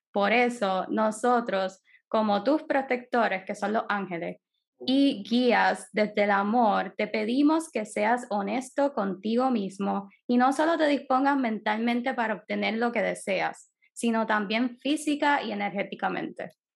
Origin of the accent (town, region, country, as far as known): Puerto Rico